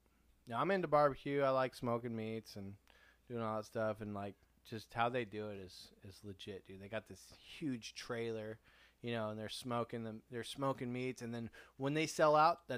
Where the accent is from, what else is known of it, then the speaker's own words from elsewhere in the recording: San Diego, California, United States; we're from San Diego, and we're not from Texas